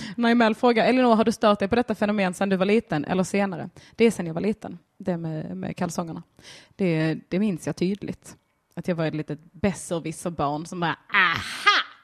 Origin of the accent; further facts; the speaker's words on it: Sweden; jag är svensk